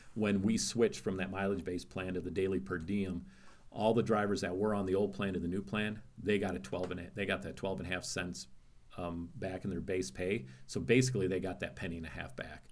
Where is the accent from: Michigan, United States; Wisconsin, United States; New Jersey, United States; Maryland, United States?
Wisconsin, United States; I grew up in Wisconsin